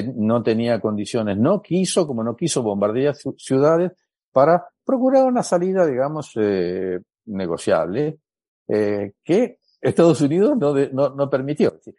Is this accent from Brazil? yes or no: yes; Brazil; Spanish is a second language; soy brasilero